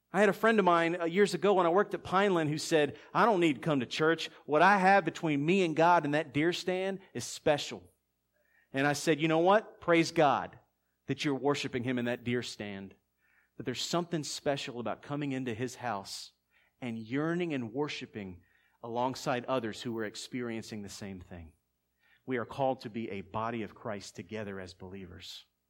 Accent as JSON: {"language": "English", "town": "Philadelphia", "region": "Pennsylvania", "country": "United States", "said": "We're both from Philly."}